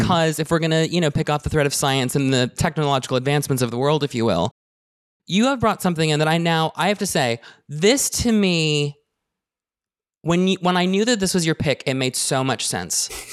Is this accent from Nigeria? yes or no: no; Canada; me being Canadian